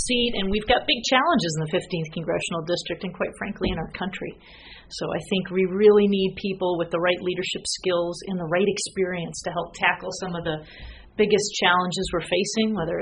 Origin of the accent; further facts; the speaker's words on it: Western Massachusetts, United States; moved away as an adult; also born or lived in Indiana / San Francisco; now in Burlingame, United States; I grew up in Western Massachusetts